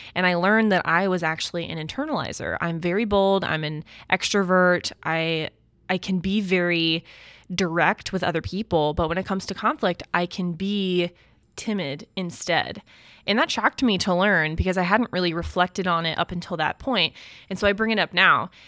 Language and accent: English; United States; being an American